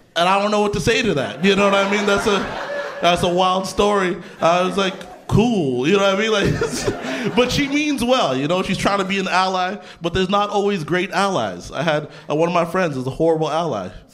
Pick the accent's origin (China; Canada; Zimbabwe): Canada; I grew up in Canada.